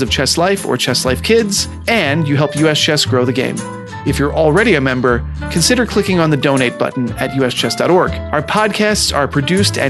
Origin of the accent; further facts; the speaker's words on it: New York, United States; I grew up in New York chess.